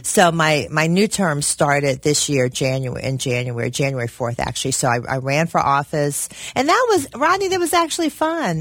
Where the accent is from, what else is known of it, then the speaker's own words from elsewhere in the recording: Cincinnati, Ohio, United States; I was born in Cincinnati, grew up in Avondale, went to Rockdale Elementary